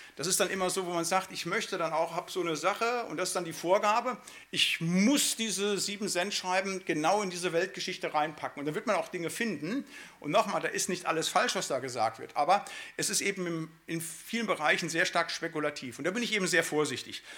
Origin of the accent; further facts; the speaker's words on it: Siegerland, North Rhine-Westphalia, Germany; now in Bremen, Germany; also ich komme ja aus dem Siegerland